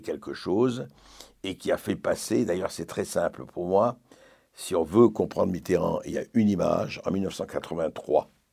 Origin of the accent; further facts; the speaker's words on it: Lebanon; first language French; Le français était ma langue maternelle, mais je parlais arabe avec les gens dans la, je voyais avec dans, la rue et ailleurs